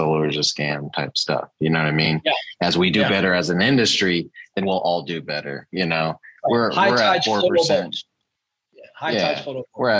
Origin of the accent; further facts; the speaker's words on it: San Antonio, Texas, United States; also born or lived in Corpus Christi, Texas / Devine, Texas; San Antonio originally, and then I moved to Corpus, and that's where I started